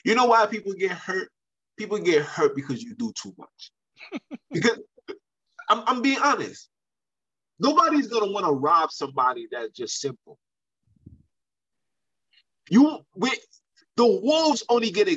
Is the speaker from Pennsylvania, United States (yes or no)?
no; New York City, New York, United States; I'm from Brooklyn